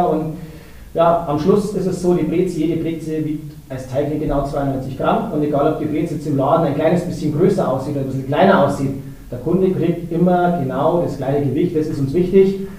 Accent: Bavaria, Germany; ja gut, als Bayer hätten wir sich da, sage ich mal, toller den Namen ausdenken können

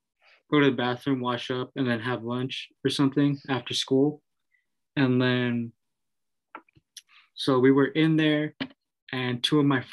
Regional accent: Los Angeles, California, United States; I'm from East LA.

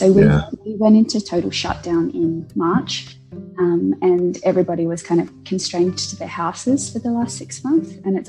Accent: Tasmania, Australia; moved away as an adult; also born or lived in Adelaide, Australia; now in Santiago, Chile; I'm from Australia originally. I grew up in a little place called Tasmania. I then traveled to Adelaide and I studied a Bachelor of Civil and Structural Engineering at the University of Adelaide.

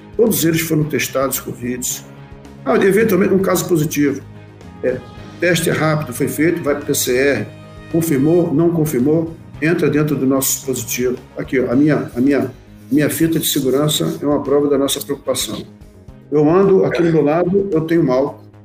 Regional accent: Rio de Janeiro, Brazil; moved away as an adult; also born or lived in Santana do Livramento / Bagé; now in Santa Maria, Brazil; nascido e criado no Rio de Janeiro

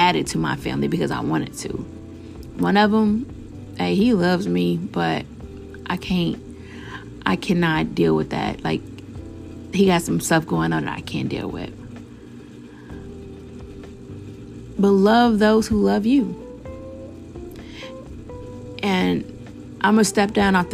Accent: Chicago, Illinois, United States; I'm from Chicago

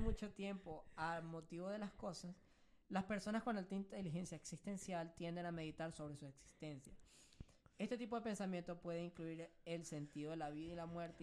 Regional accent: Venezuela; moved away; nosotros nos fuimos hace cinco años

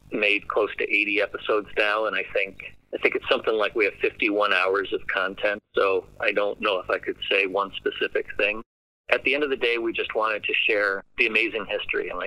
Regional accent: Canandaigua, New York, United States; I mean, our, our personal connection is we're from we're from Canandaigua.

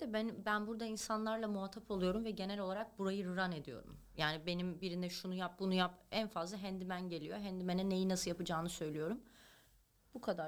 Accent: Turkey; now in Los Angeles, United States; ben Türkiye'de büyümüş bir kadınım

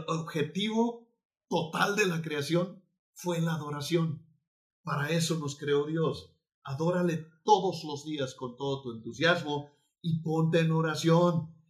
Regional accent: Mexico; somos mexicanos

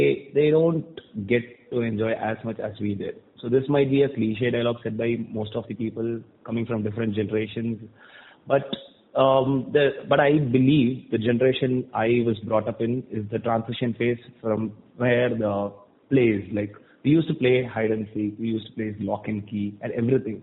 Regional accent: Thoothukudi, Tamil Nadu, India; also born or lived in Chennai; I was born and brought up in Tuticorin, which is a city in South Tamil Nadu. So I finished my schooling here

